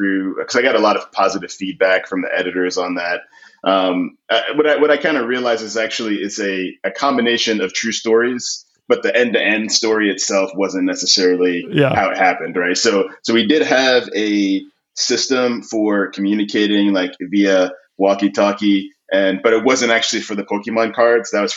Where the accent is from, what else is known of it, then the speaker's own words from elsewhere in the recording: New York City, New York, United States; I grew up in Queens, New York